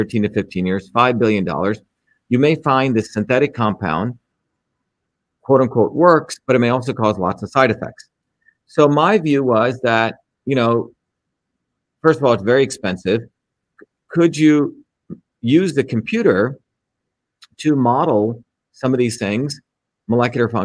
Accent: India; moved away; when I grew up in India

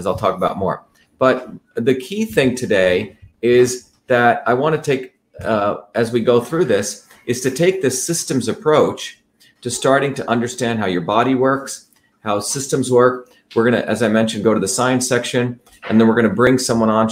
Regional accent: New Jersey, United States; now in Massachusetts, United States; I grew up in New Jersey

